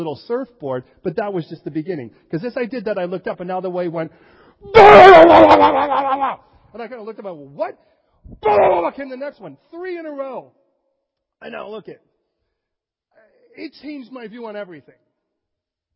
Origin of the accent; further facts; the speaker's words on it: Chicago, Illinois, United States; moved away; also born or lived in California; I was born in Chicago. Our physical education was gang fights.